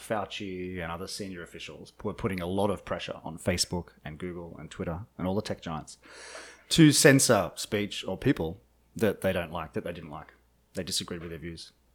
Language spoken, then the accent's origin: English; Australia; now in Washington, D.C., United States; I am an Australian journalist living here in Washington, D.C.